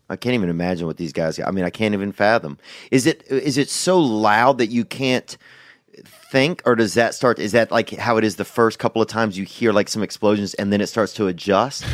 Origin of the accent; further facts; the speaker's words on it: United States; I'm an American